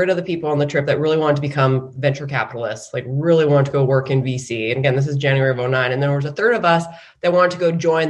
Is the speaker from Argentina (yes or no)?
no; Canada; moved away as an adult; also born or lived in San Francisco, United States; I grew up in Canada and I came down to the US for business school